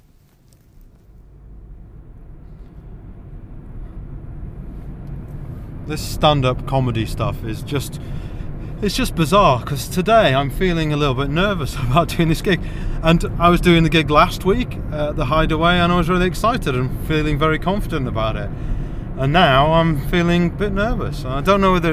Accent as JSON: {"language": "English", "town": "St Albans", "region": "East of England", "country": "United Kingdom", "tie": "born or raised there", "said": "my hometown of St. Albans"}